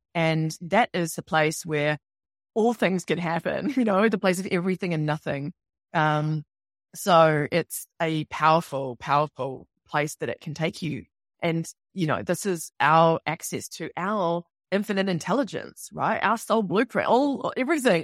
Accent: New Zealand; moved away as an adult; also born or lived in New York / London; I'm from New Zealand, obviously, you can tell by my accent

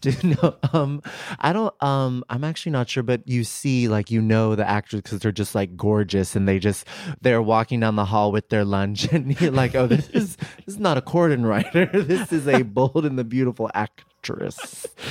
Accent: San Rafael, California, United States; also born or lived in New York; now in Los Angeles, United States

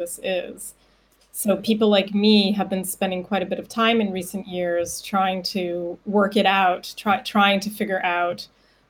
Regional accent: Canada; also born or lived in Budapest, Hungary; now in Vienna, Austria; I'm originally from Canada

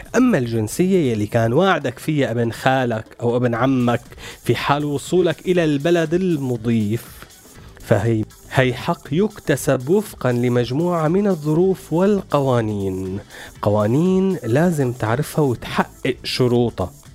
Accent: Syria; إحساسنا كسوريين

